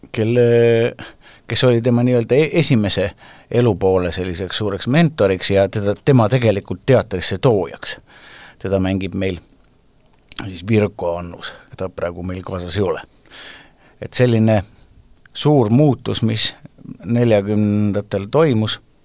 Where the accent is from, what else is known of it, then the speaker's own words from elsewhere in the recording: Estonia; me, eestlased, oleme kõik ilmselt kuskilt pidi sugulased